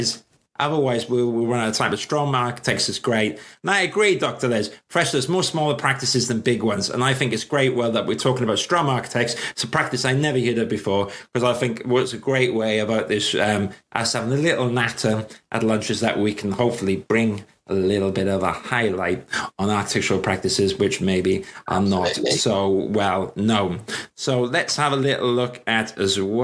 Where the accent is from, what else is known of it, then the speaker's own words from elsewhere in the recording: Swansea, Wales, United Kingdom; now in London, United Kingdom; I'm a South Wales boy. But I tell you what, I always, North Wales is beautiful. And I'm from Swansea.